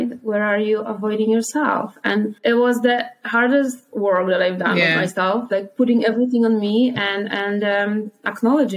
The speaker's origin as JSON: {"language": "English", "country": "Poland", "moved": "yes", "said": "I am from Poland."}